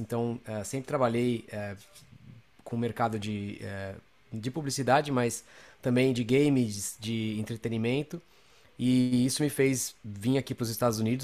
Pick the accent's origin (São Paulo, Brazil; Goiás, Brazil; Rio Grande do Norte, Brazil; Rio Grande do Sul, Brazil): São Paulo, Brazil; moved away as an adult; now in Los Angeles, United States; eu sou, sou de São Paulo, Uh, moro aqui em Los Angeles